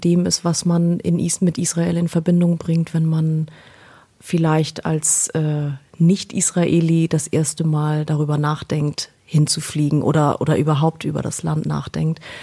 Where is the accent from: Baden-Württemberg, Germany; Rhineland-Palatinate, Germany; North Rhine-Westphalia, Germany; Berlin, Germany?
Berlin, Germany; Ich bin in Deutschland geboren. Ich bin, äh, ich bin Berliner. also zumindest bin ich da geboren